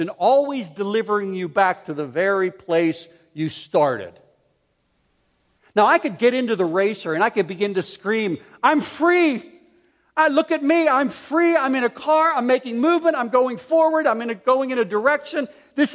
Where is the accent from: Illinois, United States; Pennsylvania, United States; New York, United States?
Pennsylvania, United States; Pittsburgh; I grew up in Pittsburgh